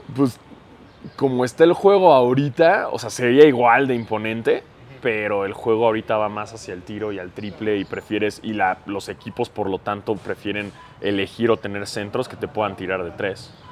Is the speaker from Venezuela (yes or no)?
no; Mexico; soy blanco y soy mexicano